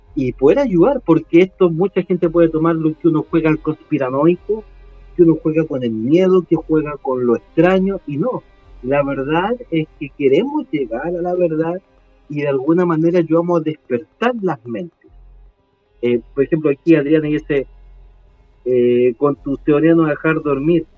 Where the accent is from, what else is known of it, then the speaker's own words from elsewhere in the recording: Chile; a mí como chileno